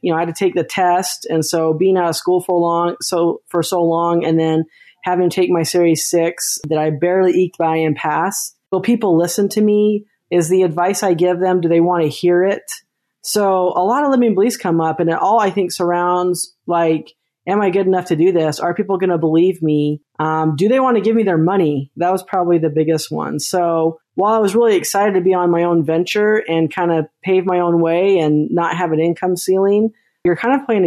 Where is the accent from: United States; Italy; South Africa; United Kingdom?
United States; Utah; I'm from Utah. So when you're born in Utah, that's the joke, is you get handed your own little MLM. My mom had a friend that sold Avon